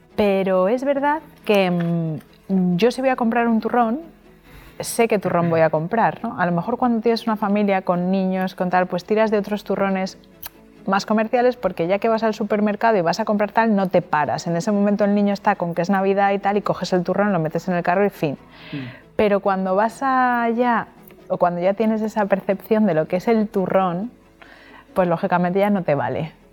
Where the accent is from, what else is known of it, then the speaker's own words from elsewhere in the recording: Madrid, Community of Madrid, Spain; now in Alicante, Spain; que soy madrileña